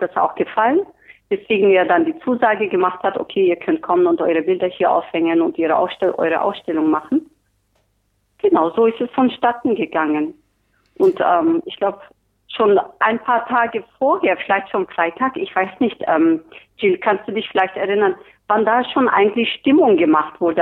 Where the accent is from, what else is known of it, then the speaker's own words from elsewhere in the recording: Turkey; now in Berlin, Germany; ich bin Türkin